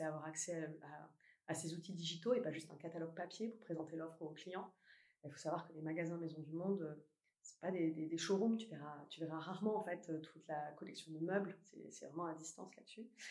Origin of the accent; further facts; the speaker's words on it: Toulouse, Occitania, France; moved away as an adult; now in Paris, France; J'ai grandi à Toulouse.